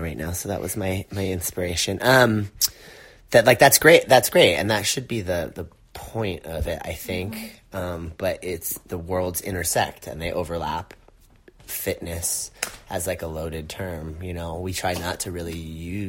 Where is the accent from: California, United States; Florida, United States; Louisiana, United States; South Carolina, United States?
California, United States; Long Beach; I grew up in Long Beach